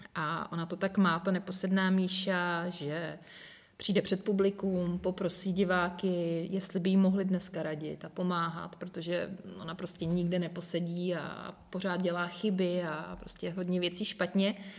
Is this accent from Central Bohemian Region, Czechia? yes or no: no; Most, Ústí nad Labem Region, Czechia; also born or lived in Prague; chybělo mi to moje rodné město a, ti přátelé a ti všichni, takže já jsem se ve finále vrátila